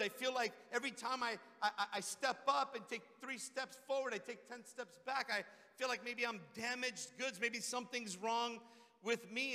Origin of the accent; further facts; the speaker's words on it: Redondo Beach, California, United States; also born or lived in Hawthorne; back into my hometown, Redondo Beach